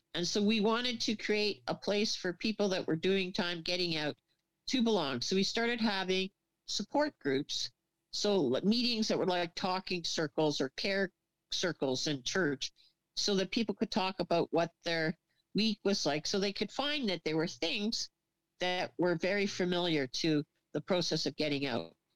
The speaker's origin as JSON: {"language": "English", "town": "Kingston", "region": "Ontario", "country": "Canada", "moved": "yes", "lives_now": "Mission, Canada", "said": "I'm from Kingston, Ontario"}